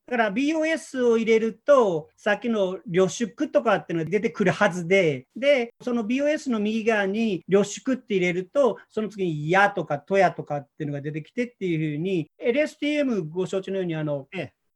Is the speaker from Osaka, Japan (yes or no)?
yes; Osaka, Japan; 私、あの、1963年大阪出身で、今57歳なんですね。